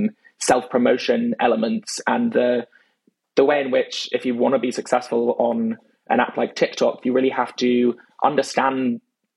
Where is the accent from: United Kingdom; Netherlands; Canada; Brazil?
United Kingdom; London; accent: British; I grew up in London